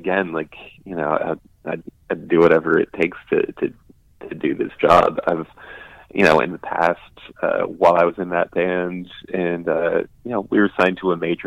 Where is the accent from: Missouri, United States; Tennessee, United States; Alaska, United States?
Alaska, United States; growing up in Alaska, like, punk and metal were obviously the kings